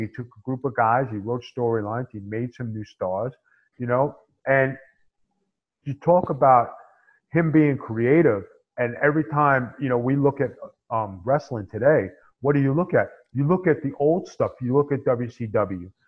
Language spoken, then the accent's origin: English; New York City, New York, United States; That fly Italian guy from SI.